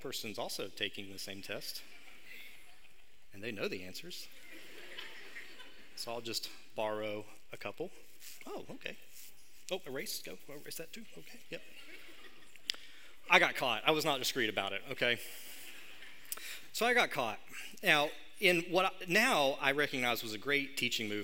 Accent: Hurricane, West Virginia, United States; moved away as an adult; now in Charleston, United States; even though I live in Charleston right now, I grew up here in Hurricane.

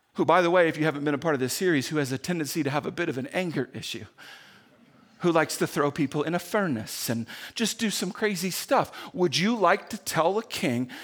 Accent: Indiana, United States; moved away; when I grew up in Indiana

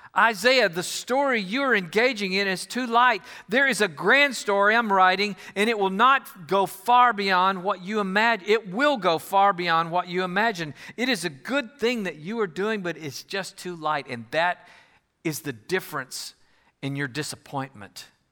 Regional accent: Houston, Texas, United States; moved away as an adult; also born or lived in Fort Worth / Nebraska; I'm from the Houston area originally

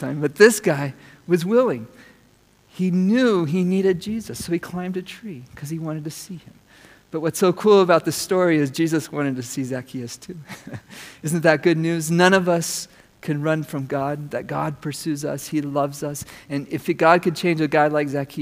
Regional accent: United States; as an American

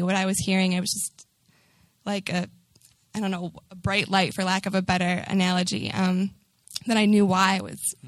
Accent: Newton, Massachusetts, United States; now in Boston, United States; I'm from Newton, it's about a 35 minute drive from here, right outside of Boston.

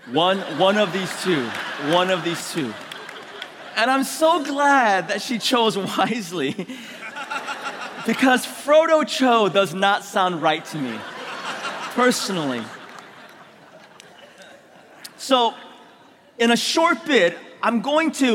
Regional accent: San Francisco, California, United States; also born or lived in Korea; I was born in Korea, immigrated when I was 6 years old to San Francisco.

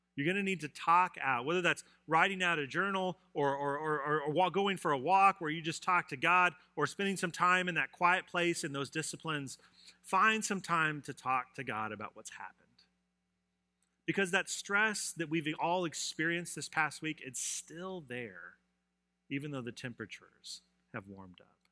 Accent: Colorado, United States; moved away; I grew up in Colorado, and we had blizzards

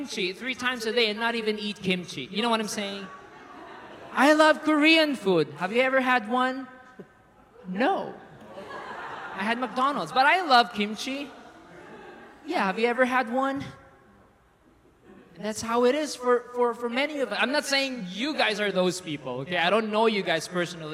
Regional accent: Philippines; moved away as an adult; I'm from the Philippines, by the way, for those who do not know. I'm a Filipino

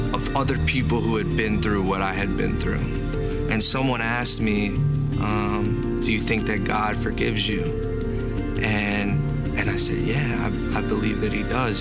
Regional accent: Lincolnton, North Carolina, United States; I'm from Lincolnton, North Carolina. I grew up in a small town going to church

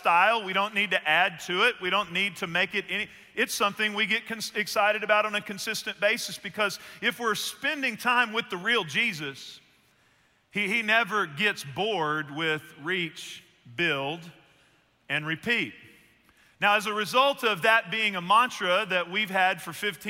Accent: Northeast Texas, United States; I grew up in Northeast Texas, and my uncle's from there, too

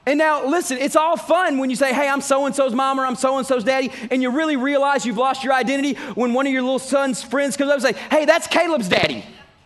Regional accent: Texas, United States; I'm from Texas

